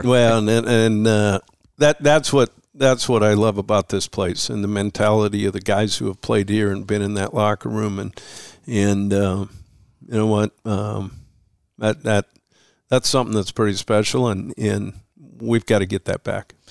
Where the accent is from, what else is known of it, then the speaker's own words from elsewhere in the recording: Missoula, Montana, United States; moved away as an adult; growing up in Missoula